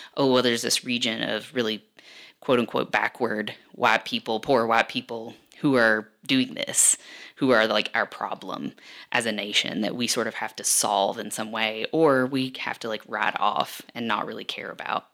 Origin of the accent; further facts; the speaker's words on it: Perry County, Eastern Kentucky, United States; now in Lexington, United States; I'm from the region. I'm from Perry County